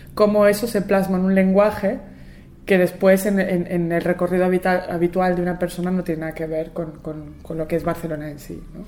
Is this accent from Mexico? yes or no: no; Buenos Aires, Argentina; yo nací en Buenos Aires